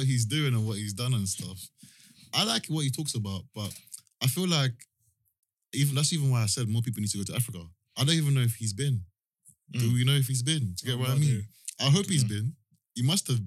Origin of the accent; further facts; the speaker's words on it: Jamaica; also born or lived in Brixton, London / Croydon, London; now in London, United Kingdom; I grew up in Jamaica